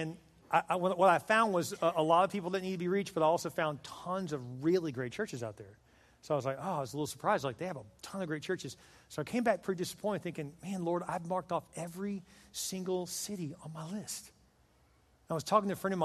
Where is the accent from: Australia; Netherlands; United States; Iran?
United States; Texas; moved away; I'm from Texas